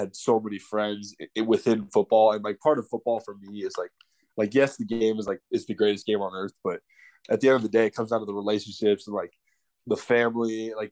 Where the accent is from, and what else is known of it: Arizona, United States; born or raised there